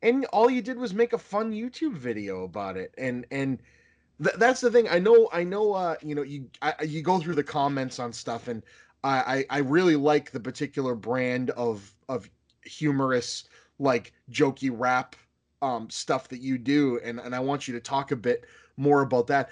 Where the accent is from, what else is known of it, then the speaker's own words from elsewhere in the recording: Boston, Massachusetts, United States; I'm from Boston